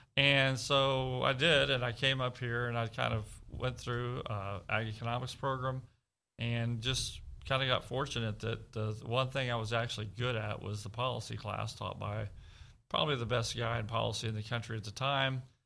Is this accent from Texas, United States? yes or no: yes; Devine, Texas, United States; I grew up in South Texas, Southwest Texas, in Devine, Medina County, Texas